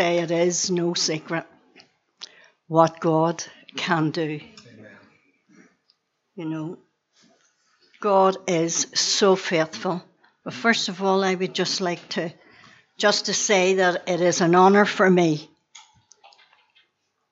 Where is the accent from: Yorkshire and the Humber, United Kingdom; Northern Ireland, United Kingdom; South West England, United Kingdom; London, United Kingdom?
Northern Ireland, United Kingdom; Belfast; I was born and reared on the Donegal Road in Belfast.